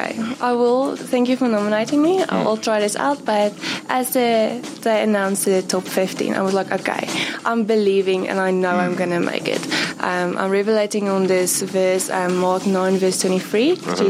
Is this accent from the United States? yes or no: no; Bloemfontein, Free State, South Africa; I'm from Bloemfontein.